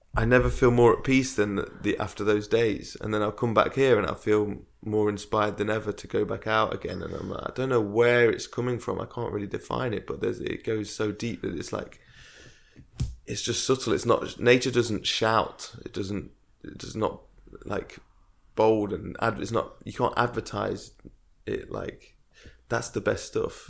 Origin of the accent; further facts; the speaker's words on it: Derby, East Midlands, United Kingdom; moved away; I moved back to my hometown, Derby, where we are now